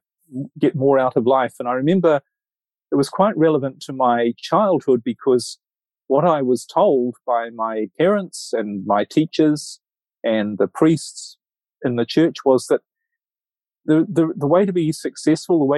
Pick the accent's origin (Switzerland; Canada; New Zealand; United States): New Zealand; Auckland; moved away; I'm originally from New Zealand, from Auckland, New Zealand. So I was brought up there